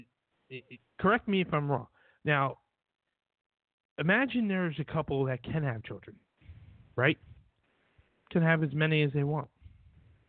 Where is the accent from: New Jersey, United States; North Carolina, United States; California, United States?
New Jersey, United States; we're from New Jersey